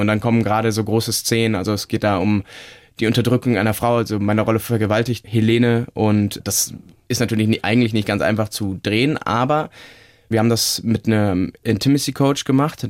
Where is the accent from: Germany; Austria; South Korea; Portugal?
Germany; Cologne, North Rhine-Westphalia; also born or lived in Munich; zurück in meine Heimat Köln